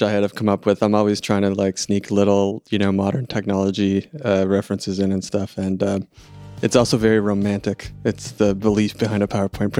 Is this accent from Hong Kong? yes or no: no; Canada